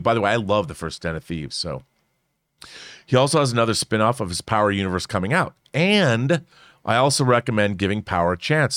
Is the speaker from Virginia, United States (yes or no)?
no; Seattle, Washington, United States; I'm from Seattle